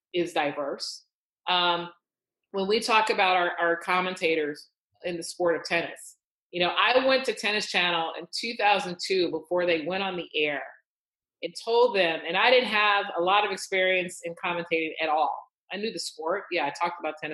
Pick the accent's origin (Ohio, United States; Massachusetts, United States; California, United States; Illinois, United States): Illinois, United States; Chicago; I grew up in Chicago